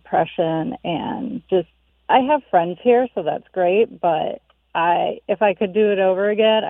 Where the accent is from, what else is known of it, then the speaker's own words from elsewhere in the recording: South Carolina, United States; moved away as an adult; also born or lived in Minnesota; now in Shakopee, United States; I grew up in the South